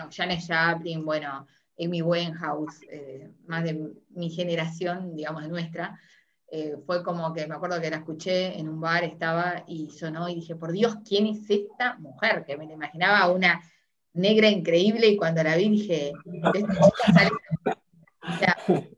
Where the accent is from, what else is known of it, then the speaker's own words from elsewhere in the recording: Uruguay; now in Argentina; yo soy uruguaya, ya, muchos saben, soy uruguaya, pero vivo en Argentina hace mucho